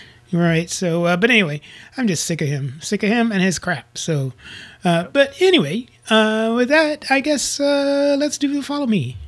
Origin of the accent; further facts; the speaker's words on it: Tornado Alley, United States; moved away; I grew up in Tornado Alley